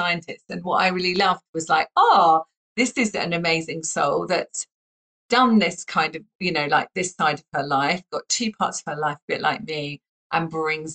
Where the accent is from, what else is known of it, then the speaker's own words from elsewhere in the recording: United Kingdom; us being British